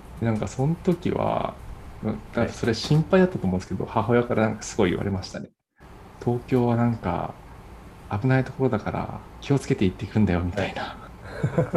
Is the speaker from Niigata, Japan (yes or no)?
no; Fukushima, Japan; moved away as an adult; now in Tokyo, Japan; 地元福島なので、似たような文化で